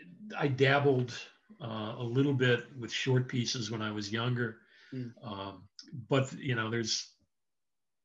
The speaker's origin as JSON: {"language": "English", "region": "Southern California", "country": "United States", "tie": "born or raised there", "moved": "yes", "lives_now": "Virginia, United States", "said": "I grew up in Southern California. Right now I'm living outside Washington, D.C."}